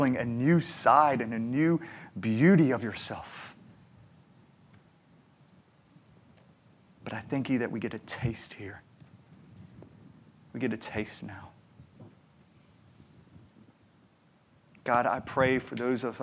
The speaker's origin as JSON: {"language": "English", "country": "United States", "said": "me being an American with a good job, a good home, a good education"}